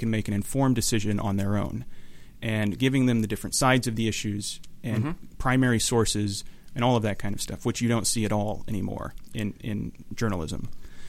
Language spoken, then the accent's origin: English; Houston, Texas, United States; moved away as an adult; now in Orange County, United States; growing up in Houston